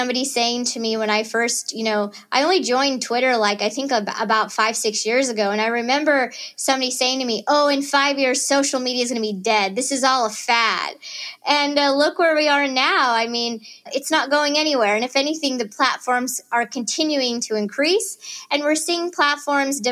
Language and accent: English; Chillicothe, Missouri, United States; moved away as an adult; also born or lived in Boston; now in Kansas City, United States; growing up in Northwest Missouri